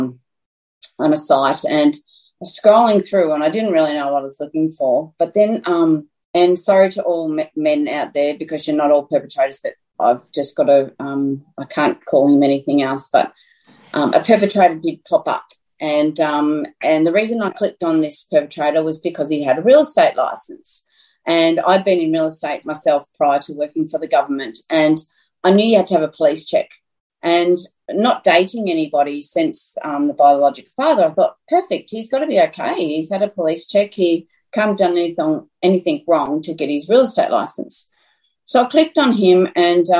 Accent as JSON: {"language": "English", "town": "Dimboola", "region": "Victoria", "country": "Australia", "tie": "born or raised there", "also_born_or_lived": "Brisbane", "moved": "as an adult", "lives_now": "Horsham, Australia", "said": "I was actually born and bred in Dimboola"}